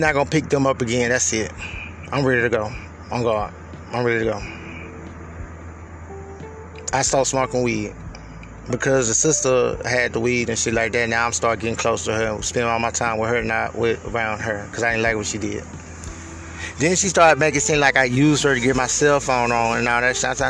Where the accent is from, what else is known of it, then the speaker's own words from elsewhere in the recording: Houston, Texas, United States; moved away; I'm from Houston